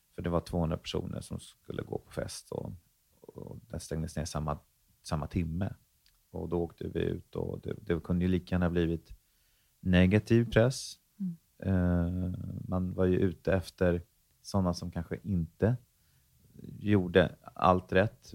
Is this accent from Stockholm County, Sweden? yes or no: yes; Stockholm, Stockholm County, Sweden; also born or lived in Värmland; jag växte dels upp i Stockholm, men också i Värmland, så jag ser mig lite som en eh, halv stockholmare, halv värmlänning